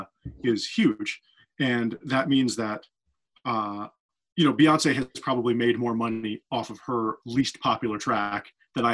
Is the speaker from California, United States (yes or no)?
no; New York, United States; also born or lived in Boston; now in Los Angeles, United States; I was born in Boston and I moved to New York when I was 9 and I grew up in New York